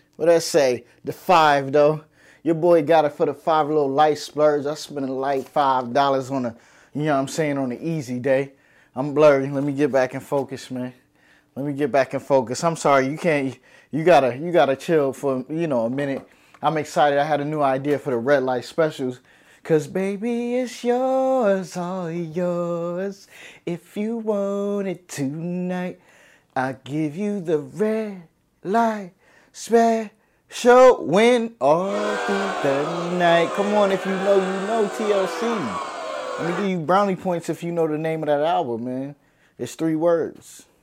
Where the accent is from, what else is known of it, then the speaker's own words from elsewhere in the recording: New York City, New York, United States; moved away; also born or lived in Harlem, New York City; I'm from New York City, baby. New York City, I'm Brooklyn born, Brookdale Hospital